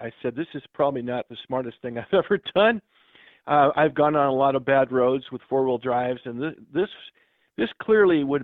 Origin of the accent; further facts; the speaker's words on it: Grandview, Washington, United States; now in New York, United States; I grew up in Grandview, which is just off the reservation to the east